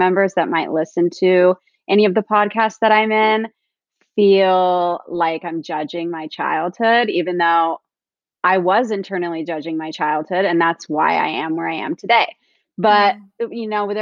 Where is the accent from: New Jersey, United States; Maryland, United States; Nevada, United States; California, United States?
California, United States; Orange County; I grew up in Orange County, California, and I grew up in a low-income family